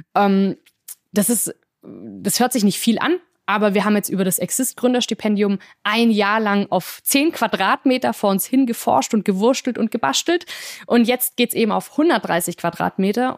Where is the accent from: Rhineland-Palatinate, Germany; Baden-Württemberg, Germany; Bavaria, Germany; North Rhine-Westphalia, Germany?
Baden-Württemberg, Germany; Singen; moved away as an adult; also born or lived in France; in der Nähe meiner Heimatstadt Singen